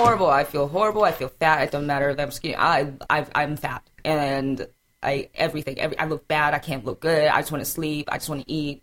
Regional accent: South Carolina, United States; also born or lived in Atlanta; I have three older brothers and I'm from South Carolina

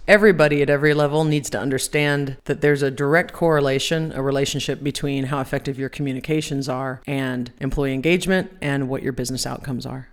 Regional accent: Ohio, United States; I am from Ohio

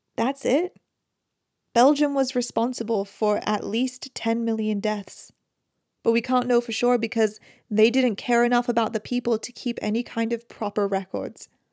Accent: United Kingdom; as a British person

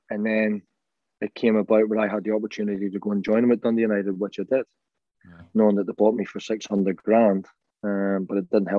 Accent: Ireland; And this is like the funny story of George and I being the Irish players that the bomb squad's called

